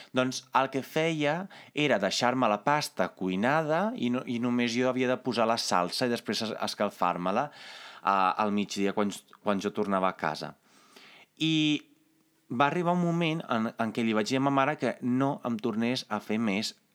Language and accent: Catalan; Carmignano di Brenta, Veneto, Italy; moved away; jo sóc italià, jo vinc d'un poble que es diu Carmignano di Brenta i que es troba uns eh, 70 quilòmetres més o menys a l'interior del Veneto